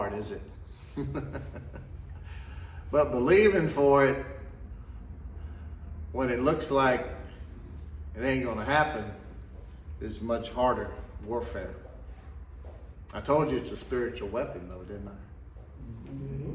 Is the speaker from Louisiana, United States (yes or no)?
no; the South, Texas, United States; we're generally pretty friendly down here in the South, especially Texas